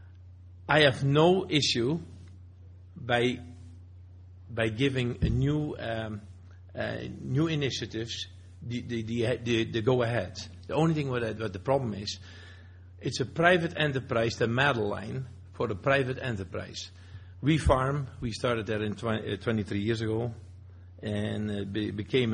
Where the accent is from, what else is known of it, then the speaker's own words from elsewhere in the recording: Netherlands; now in Alberta, Canada; I have dual citizen. I'm Canadian. I'm still Dutch. I came to this country